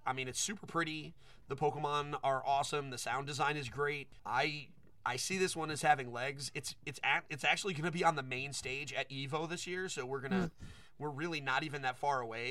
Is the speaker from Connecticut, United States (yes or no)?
yes; Connecticut, United States; moved away; I'm from Connecticut